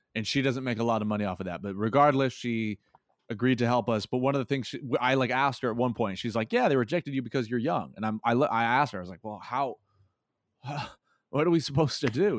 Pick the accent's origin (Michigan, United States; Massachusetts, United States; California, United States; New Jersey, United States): Massachusetts, United States; moved away as an adult; also born or lived in Phoenix, Arizona; I am moving to Phoenix, Arizona from my hometown of Massachusetts